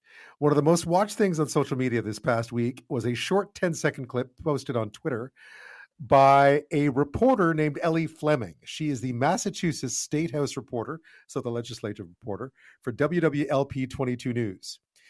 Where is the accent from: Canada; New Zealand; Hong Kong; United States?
Canada; Montreal, Quebec; I grew up in Montreal